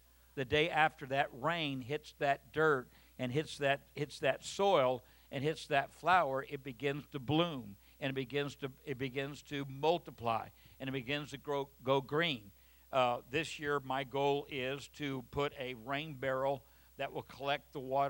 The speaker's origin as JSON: {"language": "English", "region": "Southern California", "country": "United States", "said": "I'm from Southern California"}